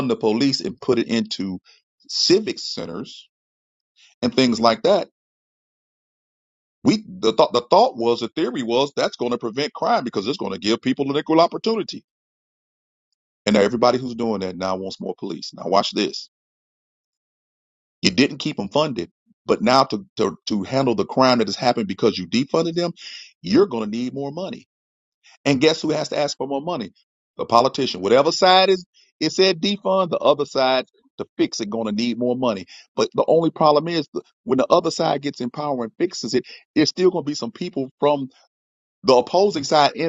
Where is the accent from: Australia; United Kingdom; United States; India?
United States; St. Louis, Missouri; I'm from St. Louis